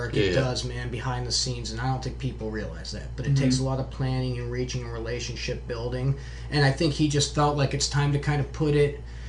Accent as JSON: {"language": "English", "town": "Fairbanks", "region": "Alaska", "country": "United States", "said": "I'm from Fairbanks."}